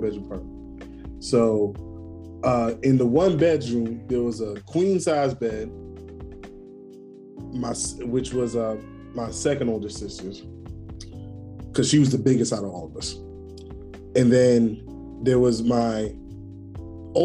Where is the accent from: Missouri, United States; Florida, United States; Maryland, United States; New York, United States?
New York, United States; New York City; where we grew up in New York, we grew up in Brooklyn in this building.